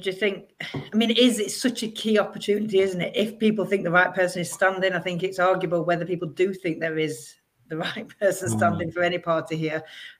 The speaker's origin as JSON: {"language": "English", "town": "Sheffield", "region": "Yorkshire and the Humber", "country": "United Kingdom", "tie": "born or raised there", "said": "I think growing up in Sheffield"}